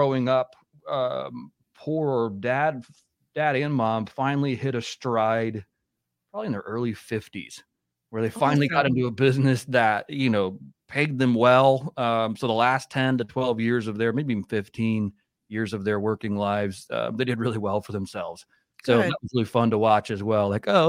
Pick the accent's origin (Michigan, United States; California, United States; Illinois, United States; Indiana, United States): Indiana, United States; we grew up in Indiana